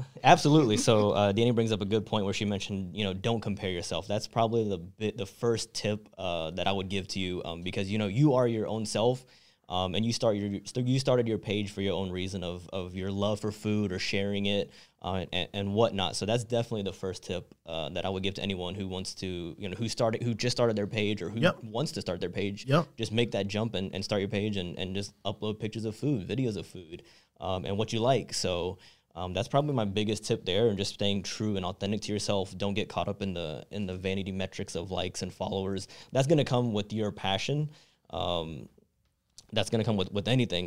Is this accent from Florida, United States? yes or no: no; Charlotte, North Carolina, United States; moved away as an adult; also born or lived in Southern California; I was born and raised in Charlotte